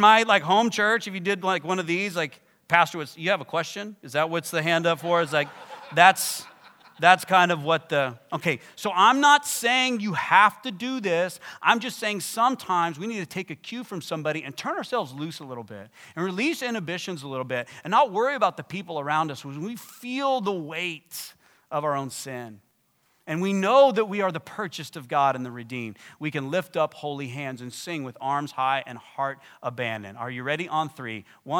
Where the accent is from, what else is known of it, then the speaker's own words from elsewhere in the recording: Texas, United States; If you come from the kind of church I come from and I grew up in West Texas, like very conservative, suit and tie